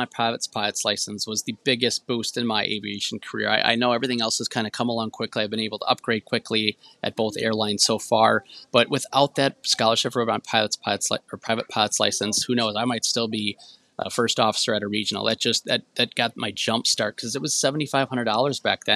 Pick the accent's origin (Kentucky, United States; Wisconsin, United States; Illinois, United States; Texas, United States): Wisconsin, United States; Marshfield; Marshfield, Wisconsin, where I grew up